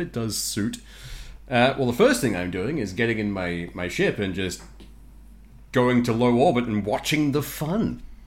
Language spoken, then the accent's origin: English; Australia